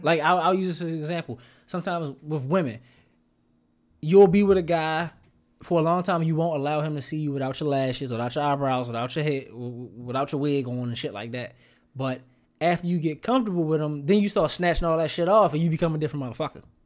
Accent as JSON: {"language": "English", "town": "Baltimore", "region": "Maryland", "country": "United States", "said": "I'ma talk to you like a kid out of Baltimore"}